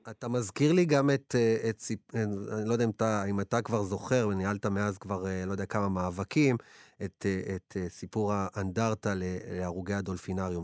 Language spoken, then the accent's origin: Hebrew; Ashdod, Southern District, Israel; אני מאשדוד